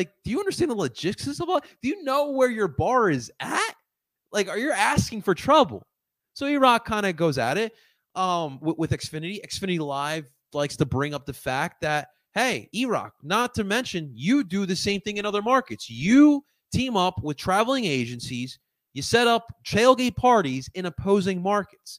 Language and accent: English; Philadelphia, Pennsylvania, United States; I'm from East. I live in East Philly